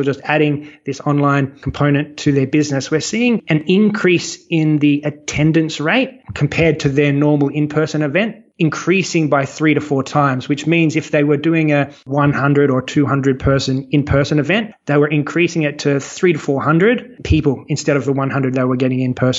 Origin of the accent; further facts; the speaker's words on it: Australia; I'm Australian. When I started the business, I was in Sydney